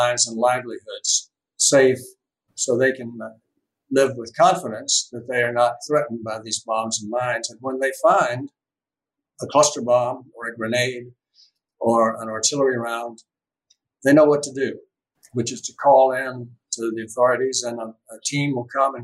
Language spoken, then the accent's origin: English; United States; as a veteran and as an American citizen